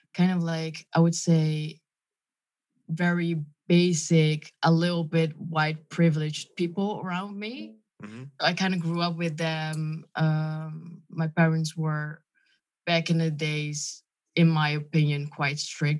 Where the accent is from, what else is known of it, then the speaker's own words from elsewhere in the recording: Lelystad, Flevoland, Netherlands; English is a second language; also born or lived in Friesland; I was just born there, and then I moved to Lelystad